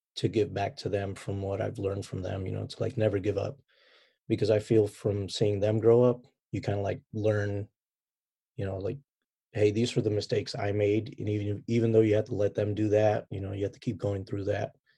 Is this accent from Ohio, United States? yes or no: no; Chicago, Illinois, United States; moved away as an adult; also born or lived in Baghdad, Iraq; now in San Diego, United States; chicago ever since from when i can remember you know growing up as a kid